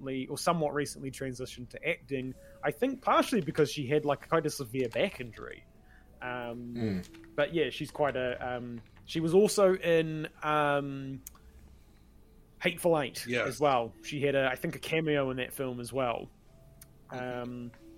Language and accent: English; Invercargill, Southland, New Zealand; He is also from Invercargill, where I'm from